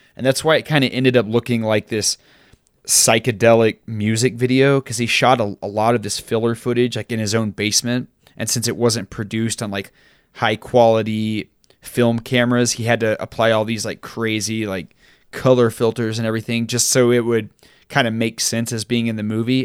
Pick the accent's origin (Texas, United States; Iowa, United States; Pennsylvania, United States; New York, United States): Texas, United States; a young Mormon boy growing up in Texas